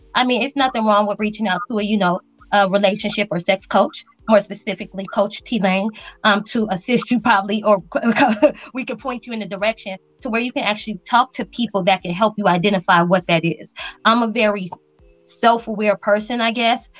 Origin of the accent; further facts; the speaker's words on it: Las Vegas, Nevada, United States; moved away as an adult; also born or lived in Spain; now in El Paso, United States; I grew up in Vegas, so that was home to me